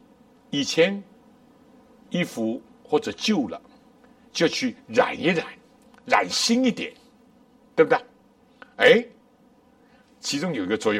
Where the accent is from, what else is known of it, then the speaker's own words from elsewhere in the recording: China; 我们中国人不难理解。我们小的时候什么咸蛋啊，鸡蛋、鸭蛋